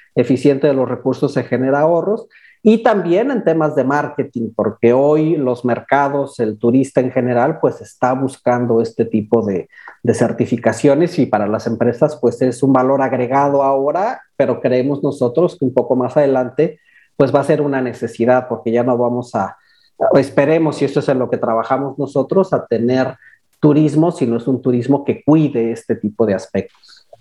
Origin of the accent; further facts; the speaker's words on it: Mexico City, Mexico; moved away as an adult; now in Cancún, Mexico; yo soy originario de Ciudad de México eh, y tengo cerca de 18 años viviendo aquí en Cancún.